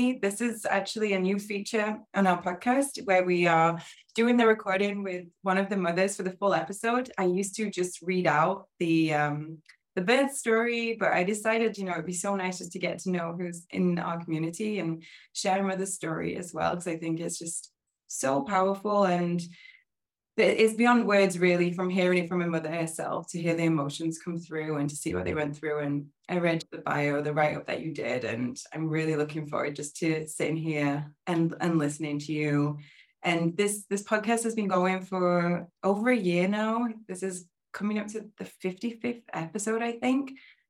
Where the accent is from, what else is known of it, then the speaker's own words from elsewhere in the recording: England, United Kingdom; I'm from England originally.